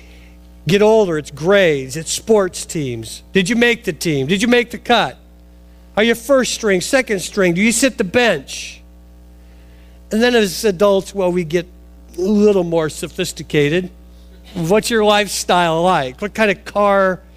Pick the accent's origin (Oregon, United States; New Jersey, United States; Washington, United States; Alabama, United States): Oregon, United States; Portland; I grew up in Oregon, suburbs of Portland.